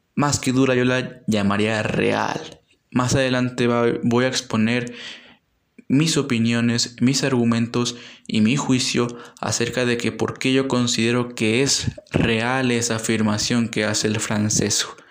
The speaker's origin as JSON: {"language": "Spanish", "country": "Mexico", "said": "como pueblo mexicano"}